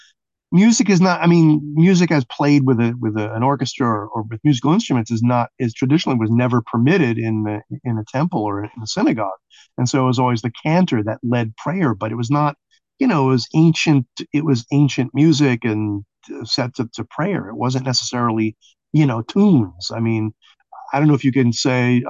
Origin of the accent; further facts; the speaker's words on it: New York City, New York, United States; growing up in Brooklyn